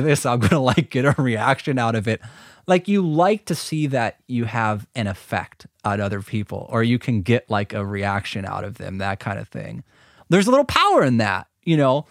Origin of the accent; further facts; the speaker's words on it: Milwaukee, Wisconsin, United States; we're from Milwaukee